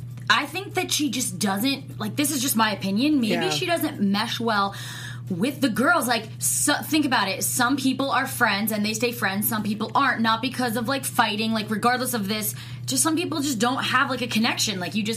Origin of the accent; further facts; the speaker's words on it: Hamilton, New Jersey, United States; moved away; They're literally filming in my hometown. Yes. I can't even believe it. Hamilton, New Jersey